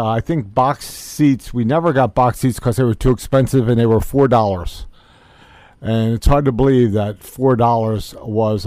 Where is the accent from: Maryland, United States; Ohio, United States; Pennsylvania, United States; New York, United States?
Maryland, United States; Baltimore; I grew up in Baltimore City in a housing co-op